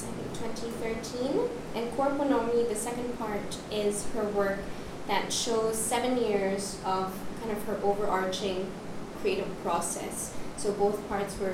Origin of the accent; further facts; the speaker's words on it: Manila, Metro Manila, Philippines; moved away as an adult; now in Singapore; I grew up mostly in the Philippines, but my heritage is also Indian and Singaporean.